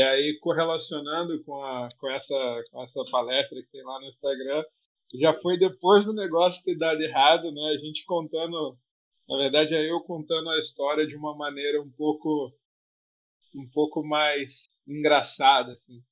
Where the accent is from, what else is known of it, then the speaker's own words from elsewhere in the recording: Rio de Janeiro, Brazil; nasci no Rio de Janeiro